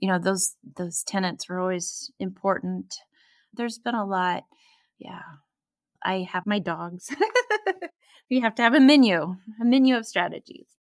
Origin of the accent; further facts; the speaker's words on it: Oregon, United States; here I am from Oregon